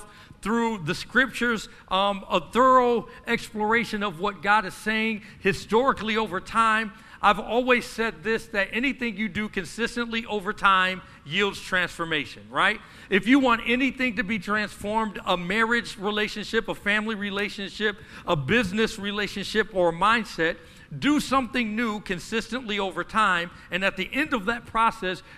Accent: Cedar Rapids, Iowa, United States; I grew up in Cedar Rapids, Iowa, and I was less than 10% of our demographic

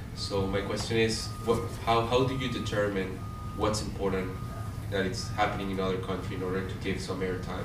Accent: Caracas, Capital District, Venezuela; moved away as an adult; I'm from Caracas, Venezuela.

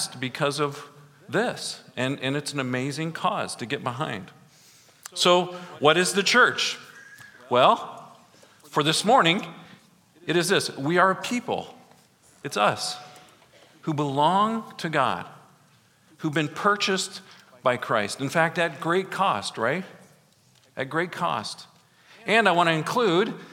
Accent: Grundy Center, Iowa, United States; I'm from Grundy Center

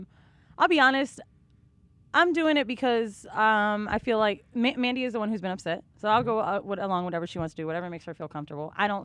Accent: Florida, United States; now in New York, United States; I'm from Florida

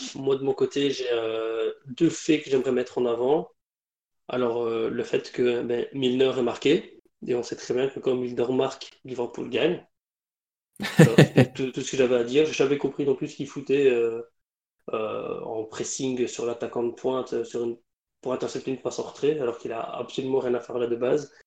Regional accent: Belgium; en tant que Belge

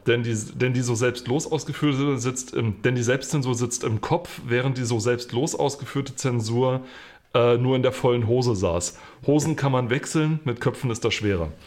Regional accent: Germany; als Deutscher

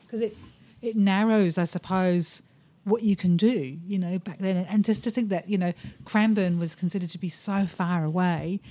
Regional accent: England, United Kingdom; now in Australia; I'm English

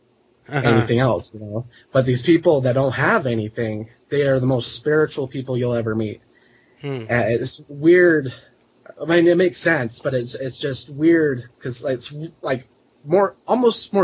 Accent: Salt Lake City, Utah, United States; I grew up in Salt Lake City

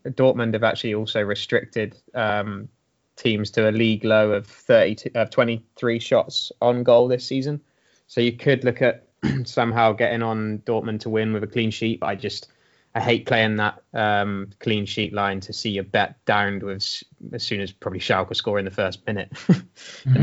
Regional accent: Swindon, South West England, United Kingdom; my hometown of Swindon.

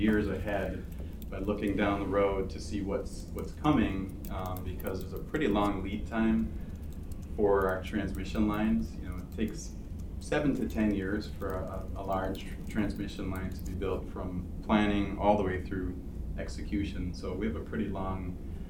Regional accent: Toronto, Ontario, Canada; now in Ann Arbor, United States; I grew up in Toronto.

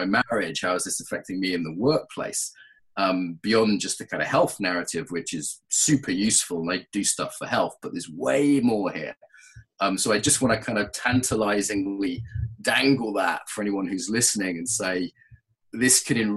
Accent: England, United Kingdom; also born or lived in Russia / Brazil; I'm from an Irish background, but I grew up in England.

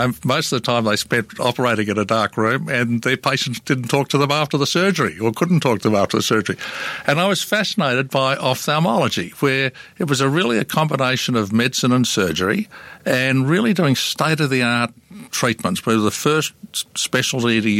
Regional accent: Melbourne, Victoria, Australia; I was born in Melbourne in 1947

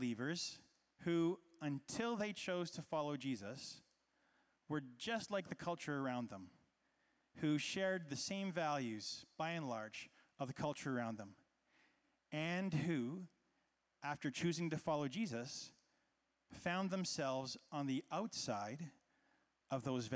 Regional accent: Canada; I was growing up in Canada, which, as we know, is a pretty peaceful place

